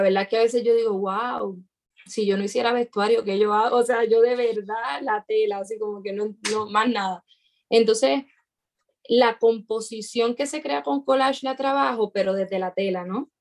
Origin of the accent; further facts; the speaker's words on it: Puerto Rico; en mi país